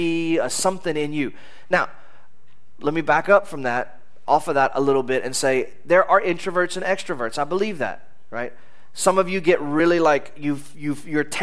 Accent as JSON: {"language": "English", "country": "United States", "said": "as an American."}